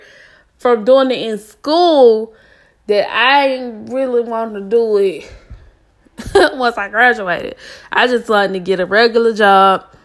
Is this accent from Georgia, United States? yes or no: yes; Atlanta, Georgia, United States; also born or lived in Savannah, Georgia; I was born and raised in Atlanta, Georgia. I reside in Atlanta, Georgia right now as we speak.